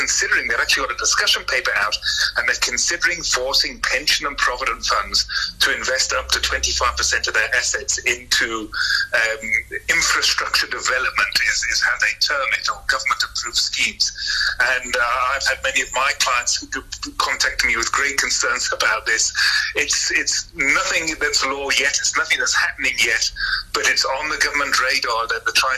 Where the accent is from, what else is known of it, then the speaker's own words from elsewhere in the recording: South Africa; the average South African, myself included